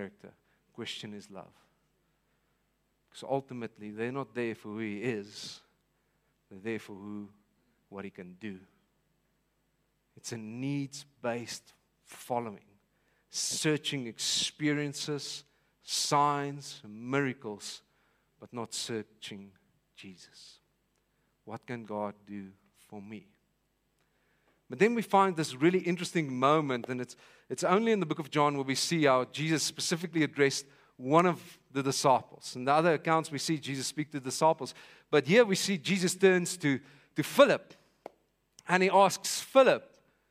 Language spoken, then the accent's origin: English; Vanderbijlpark, Gauteng, South Africa; I'm from Vanderbijl Park.